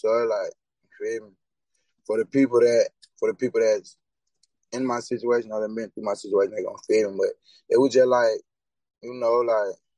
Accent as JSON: {"language": "English", "town": "Anniston", "region": "Alabama", "country": "United States", "said": "24. I'm from Manistown"}